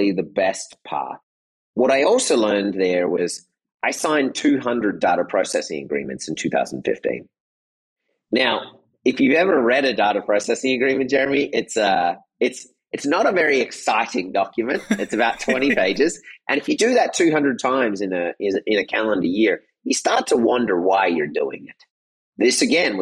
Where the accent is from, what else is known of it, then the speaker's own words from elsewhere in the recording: Australia; moved away as an adult; also born or lived in Michigan / Japan / Germany / Netherlands; I grew up in Australia.